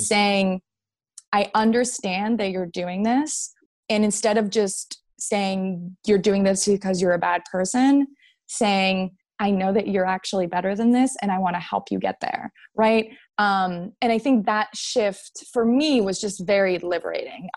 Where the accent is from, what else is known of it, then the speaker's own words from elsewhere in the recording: Montreal, Quebec, Canada; moved away as an adult; now in United States; I am Canadian, yes. yes. Um, and and I've been living in the states, yeah, for the last seven, eight.